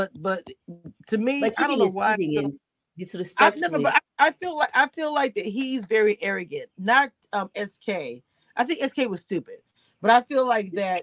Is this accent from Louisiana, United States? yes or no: yes; Louisiana, United States; I'm from Louisiana